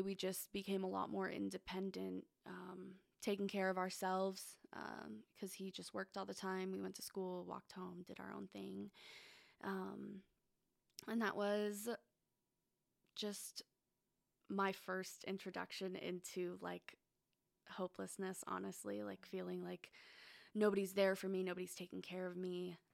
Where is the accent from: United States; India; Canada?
United States; Phoenix, Arizona; I was born in Arizona. Um, I lived in Phoenix my whole life